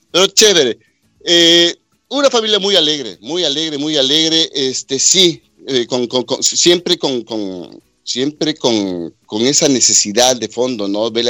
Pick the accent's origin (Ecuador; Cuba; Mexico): Ecuador; Quito, Pichincha; Bueno, Ricky, este, yo soy de Quito, eh, nací en 1962. Somos, somos, gracias a Dios, todavía somos siete hermanos